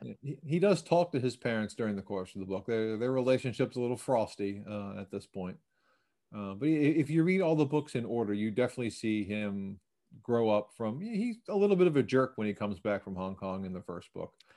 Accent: Baltimore, Maryland, United States; I grew up in Baltimore near one of the Enoch Pratt free library branches

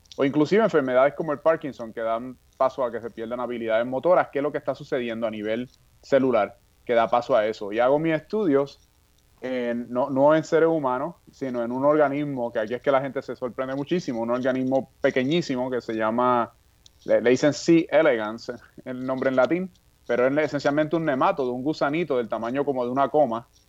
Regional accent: Puerto Rico; moved away as an adult; also born or lived in California; cuando yo estudiaba en Puerto Rico en la escuela secundaria

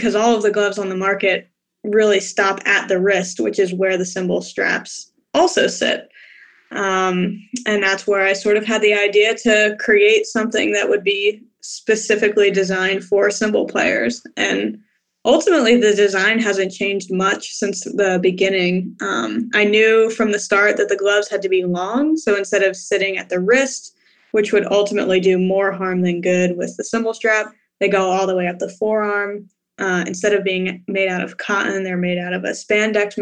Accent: Atlantic City, New Jersey, United States; moved away as an adult; also born or lived in Philadelphia, Pennsylvania / Dayton, Ohio; now in Nashville, United States; I'm originally from Atlantic City, New Jersey, one of the few people who actually grew up

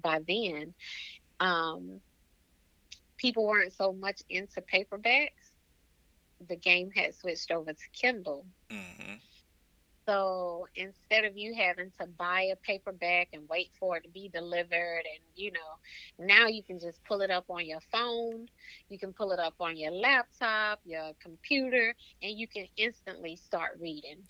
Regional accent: Waynesboro, Georgia, United States; also born or lived in Augusta, Georgia; Augusta is the place that's like 25 minutes from Waynesboro, my hometown

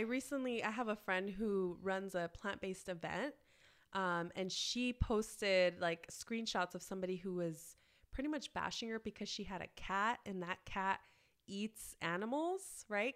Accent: Los Angeles, California, United States; I grew up in Southeast L A, which is a suburb just southeast, literally, of downtown

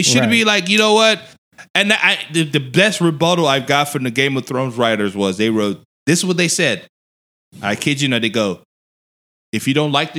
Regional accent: Lagos, Nigeria; now in United States; I grew up in Nigeria. I was born and raised in Nigeria.

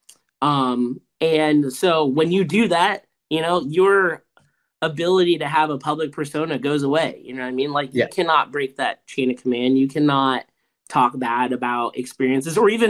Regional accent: Tampa, Florida, United States; We're from Tampa Bay.

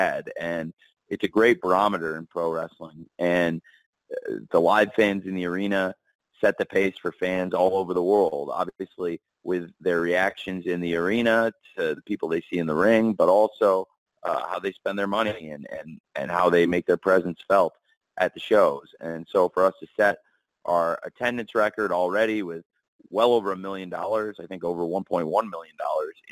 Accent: Illinois, United States; I was born in Illinois, and it's a home to me

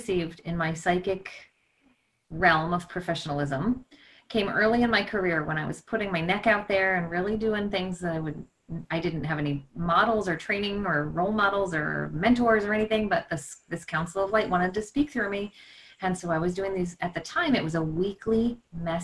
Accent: Cape Cod, Massachusetts, United States; I grew up on Cape Cod

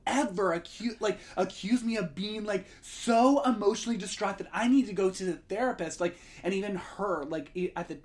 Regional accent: Indiana, United States; the conservative area that I grew up in Indiana

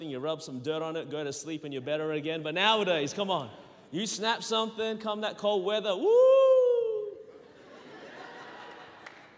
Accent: Melbourne, Victoria, Australia; born or raised there; accent: Australian; moved away as an adult; now in Anderson, United States

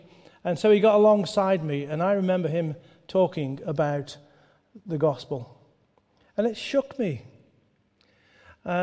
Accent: Stoke-on-Trent, West Midlands, United Kingdom; I grew up the road in Stoke-on-Trent

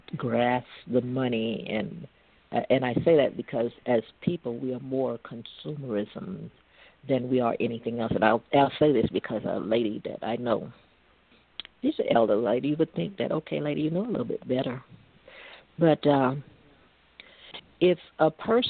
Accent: Natchez, Mississippi, United States; moved away as an adult; now in Stockton, United States; my hometown of Natchez, where I graduated high school and everything

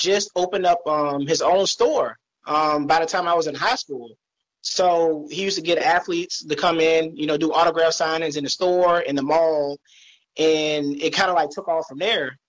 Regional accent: Virginia, United States; I'm from Virginia

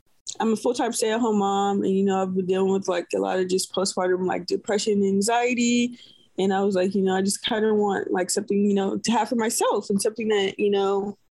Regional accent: Oakland, California, United States; moved away as an adult; now in Tennessee, United States; I grew up in Oakland, California. I live in Tennessee now

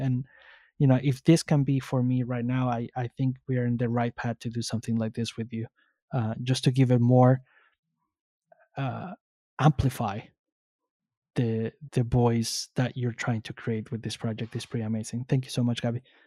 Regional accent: Mexico City, Mexico; I grew up in Mexico City

